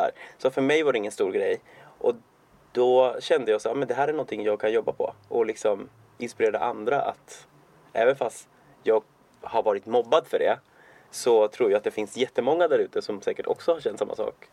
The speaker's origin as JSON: {"language": "Swedish", "country": "Cuba", "moved": "yes", "lives_now": "Sweden", "said": "jag är från Kuba ursprungligen"}